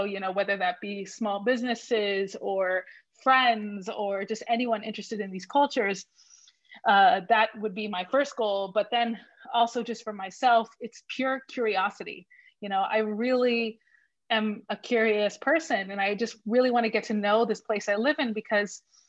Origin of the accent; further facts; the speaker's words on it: San Antonio, Texas, United States; first language English; moved away as an adult; also born or lived in Florence, Italy; now in Zug, Switzerland; So it's a city that's really well known for having a strong Mexican influence. In fact, my mother's from Mexico. And I was born and raised there.